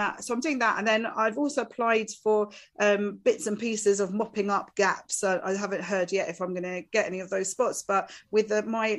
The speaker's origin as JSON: {"language": "English", "area": "Essex", "region": "East of England", "country": "United Kingdom", "said": "being from Essex"}